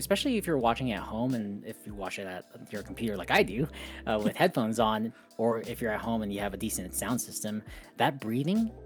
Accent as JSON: {"language": "English", "region": "New Mexico", "country": "United States", "tie": "born or raised there", "said": "Growing up in New Mexico, like there's desert all around"}